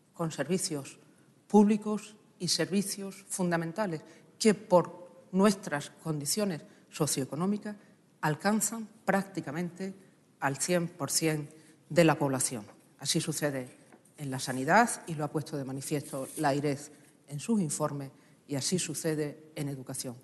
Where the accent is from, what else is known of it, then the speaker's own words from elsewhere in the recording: Extremadura, Spain; como extremeña, como socialista extremeña